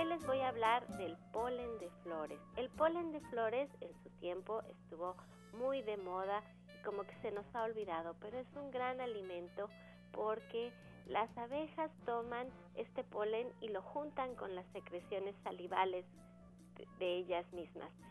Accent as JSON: {"language": "Spanish", "country": "Mexico", "said": "como mexicanos tendemos genéticamente a la predisposición a la diabetes"}